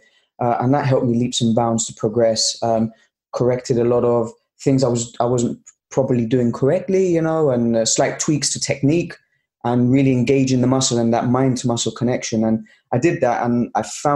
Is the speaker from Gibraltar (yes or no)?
yes; Gibraltar; I'm from Gibraltar, south of Spain. We're British, so we speak English and Spanish, but very proud nation here